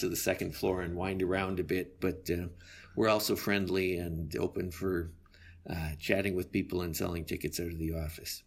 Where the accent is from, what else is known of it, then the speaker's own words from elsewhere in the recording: Calgary, Alberta, Canada; When I was a child growing up in Calgary, it was two hundred thousand to two hundred forty thousand people